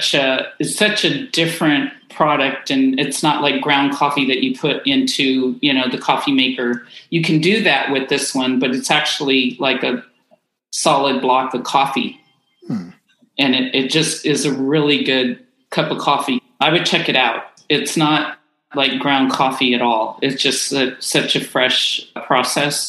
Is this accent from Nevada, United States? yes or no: no; Oakland, California, United States; also born or lived in Central Coast, California; I was born in Oakland